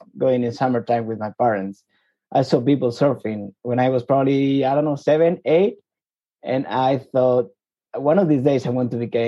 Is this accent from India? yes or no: no; Madrid, Community of Madrid, Spain; I was born and raised in Madrid, as you said, the capital of Spain.